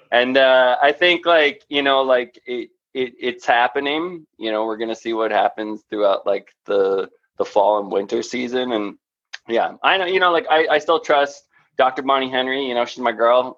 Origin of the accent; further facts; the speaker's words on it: Toronto, Ontario, Canada; When I grew up in Toronto